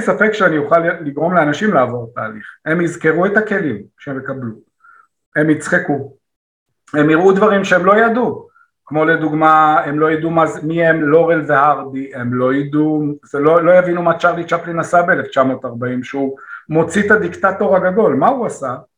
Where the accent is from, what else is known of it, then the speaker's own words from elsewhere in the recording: Israel; אני ישראלי